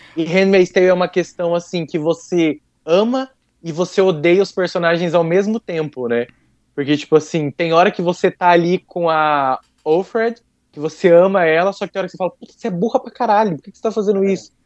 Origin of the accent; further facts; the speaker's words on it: Brazil; accent: caipira; meu sotaque caipira